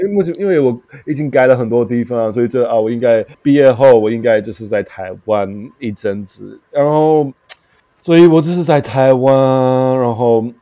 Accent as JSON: {"language": "Chinese", "region": "London", "country": "United Kingdom", "tie": "born or raised there", "also_born_or_lived": "South Korea / Qingdao, China", "second_language": "Chinese", "moved": "as an adult", "lives_now": "Taiwan", "said": "我就是在东伦敦长大了，然后我就是真的是非常，呃，比较低层的，就是，就是家庭的"}